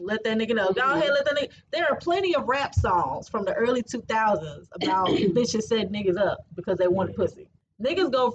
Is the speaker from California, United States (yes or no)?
yes; California, United States; I'm from California. You know I got Mexican inheritance